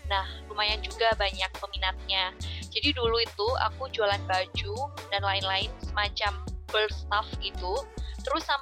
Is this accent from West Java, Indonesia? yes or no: no; Sidoarjo, East Java, Indonesia; Aku merupakan seorang Ristas air langga angkatan 2018. Asalku dari Sidoarjo.